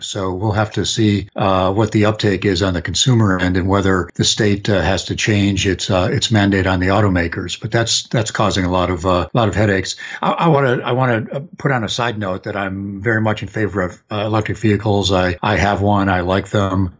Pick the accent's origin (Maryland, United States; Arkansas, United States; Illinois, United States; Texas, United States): Illinois, United States; outside of Chicago; moved away; also born or lived in Detroit; I grew up outside of Chicago